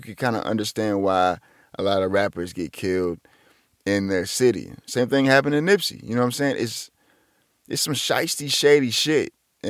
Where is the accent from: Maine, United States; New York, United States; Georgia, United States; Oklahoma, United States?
Georgia, United States; Atlanta; and I'm from Atlanta, right, I make it big.